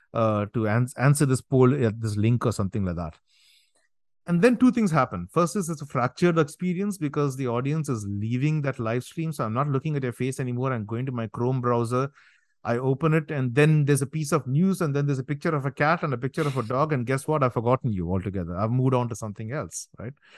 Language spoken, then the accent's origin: English; India; now in New Jersey, United States; I'm from India, I'm here in the States